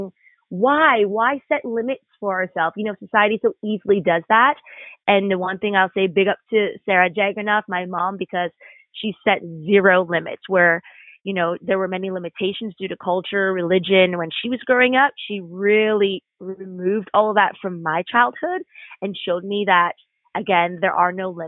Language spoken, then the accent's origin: English; Canada; growing up in this gorgeous nation, this blessed nation of Canada